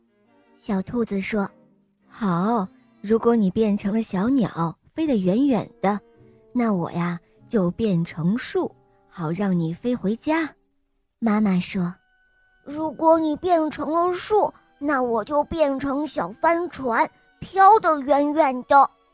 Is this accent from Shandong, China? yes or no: yes; Shandong, China; 今年五岁了，我来自山东